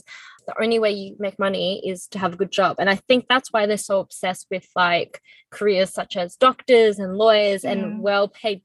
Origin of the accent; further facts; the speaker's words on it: Australia; Mon and I grew up in Australia